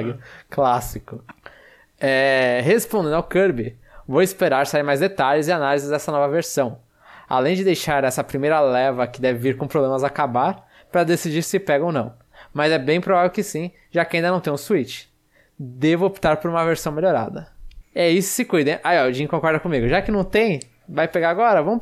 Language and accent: Portuguese; Registro, São Paulo, Brazil; now in Curitiba, Brazil; Pronuncia …. Tenho 25 anos e sou de Registro, interior de São Paulo. Mas atualmente estou estudando em Curitiba.